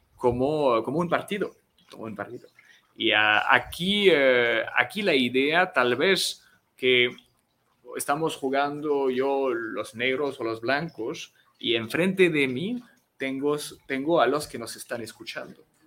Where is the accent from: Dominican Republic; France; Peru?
France; first language French; Spanish is a second language; moved away as an adult; now in Mexico; aquí en México llevo cinco años enseñando mi idioma